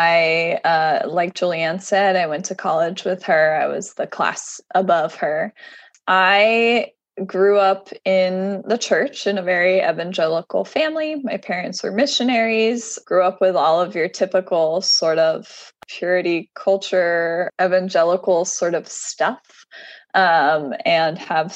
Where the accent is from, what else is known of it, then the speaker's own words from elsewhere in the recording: Southern Tier, upstate New York, United States; also born or lived in Ohio; now in San Francisco, United States; I was born in Ohio, and I actually grew up in a really rural area. So I moved a couple times, but my formative years were spent in upstate New York in the Southern Tier